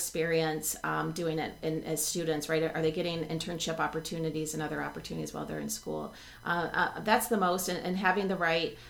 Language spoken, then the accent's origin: English; Texas, United States; now in Buffalo, United States; I grew up in Texas